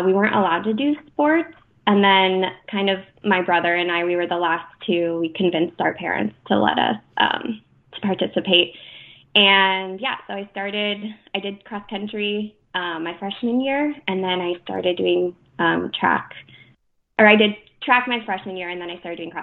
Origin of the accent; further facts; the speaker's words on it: Deer Park, Washington, United States; I grew up in Deer Park, Washington, which is half an hour from north of Spokane, Washington